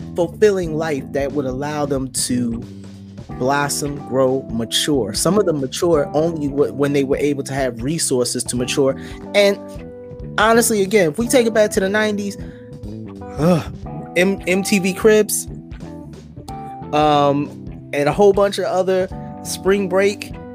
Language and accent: English; Philadelphia, Pennsylvania, United States; growing up in Philadelphia, where I did, you know, in the '90s